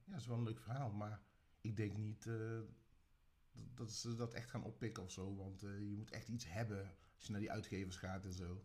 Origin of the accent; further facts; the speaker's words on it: Tilburg, North Brabant, Netherlands; ik ben een Tilburger